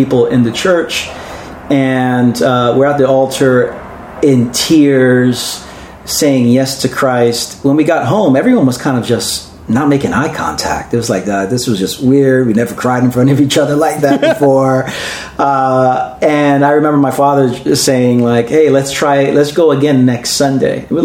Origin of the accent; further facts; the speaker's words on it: New York City, New York, United States; born and raised in Brooklyn